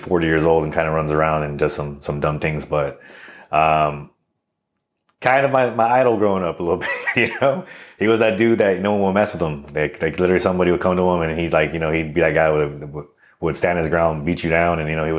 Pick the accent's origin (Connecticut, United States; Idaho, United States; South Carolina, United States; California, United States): California, United States; El Monte; So I'm originally from El Monte, California. Upbringing was, you know, kind of like, I guess, everyone else's upbringing when it comes to, California in general.